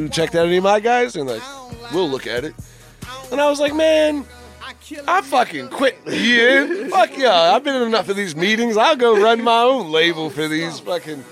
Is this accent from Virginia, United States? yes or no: yes; Fredericksburg, Virginia, United States; I'm from Fredericksburg